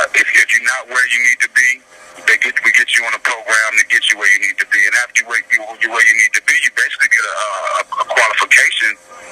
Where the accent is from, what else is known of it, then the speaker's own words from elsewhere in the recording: Austin, Texas, United States; I'm born and raised in Austin